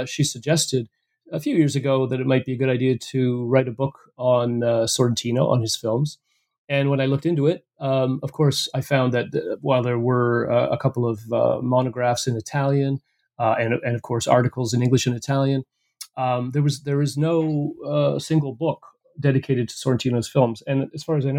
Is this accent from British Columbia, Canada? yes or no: no; Calgary, Alberta, Canada; now in Ontario, Canada; I'm actually from Calgary, Alberta in Canada, coming to you right now from Ontario, Canada, where I teach